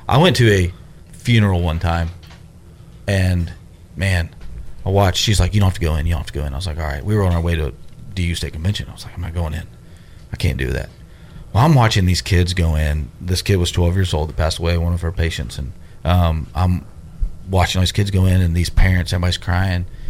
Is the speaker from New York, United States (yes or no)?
no; Memphis, Tennessee, United States; I'm from Memphis